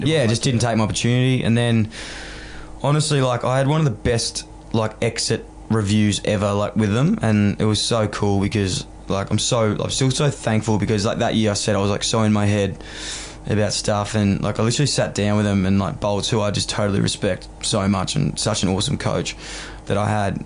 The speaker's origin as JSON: {"language": "English", "town": "Melbourne", "region": "Victoria", "country": "Australia", "tie": "born or raised there", "moved": "as an adult", "lives_now": "Sydney, Australia", "said": "growing up in Fitzroy, which is right next to Carlton. Like I literally grew up in a one kilometre radius my whole life"}